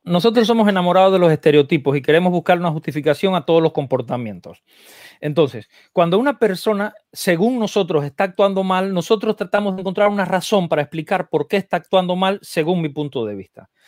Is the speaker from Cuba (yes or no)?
yes; Cuba; also born or lived in Argentina; now in United States; yo crecí en, en Cuba eh, y entonces el, y después viví un montón de años en Argentina